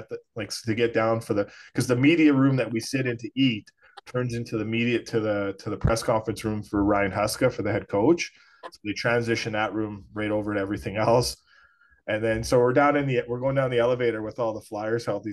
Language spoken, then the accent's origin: English; Edmonton, Alberta, Canada; I'm from Edmonton.